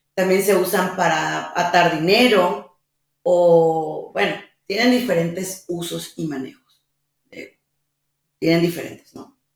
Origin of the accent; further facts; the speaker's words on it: Mexico; mi país, México